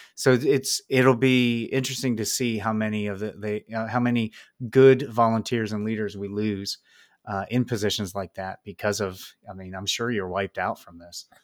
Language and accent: English; Pennsylvania, United States; I am not in your district, but, uh, I am from Pennsylvania